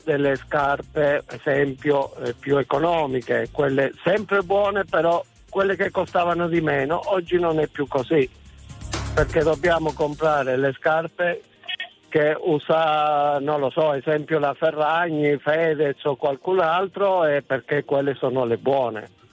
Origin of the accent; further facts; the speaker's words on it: Soveria Mannelli, Calabria, Italy; sono di Soveria Mannelli in provincia di Calanzaro Calabria